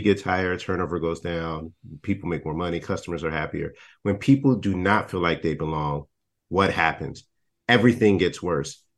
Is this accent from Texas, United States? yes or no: yes; Texas, United States; I'm not from Florida, I'm from Texas